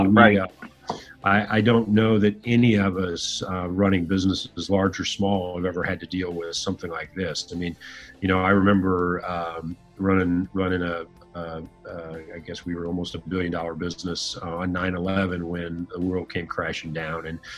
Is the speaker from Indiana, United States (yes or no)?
yes; Fort Wayne, Indiana, United States; I grew up in Northern Indiana, a city called Fort Wayne